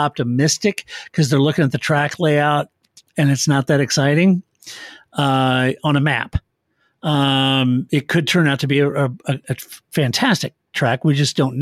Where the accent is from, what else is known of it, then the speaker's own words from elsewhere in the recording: Kansas City, Missouri, United States; moved away; also born or lived in St. Louis, Missouri; I was born and raised in Kansas City.